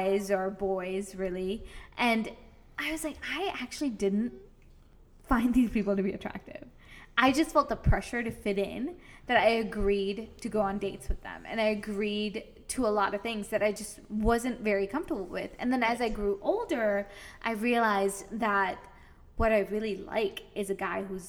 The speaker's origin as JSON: {"language": "English", "country": "United States", "tie": "born or raised there", "said": "I grew up in America"}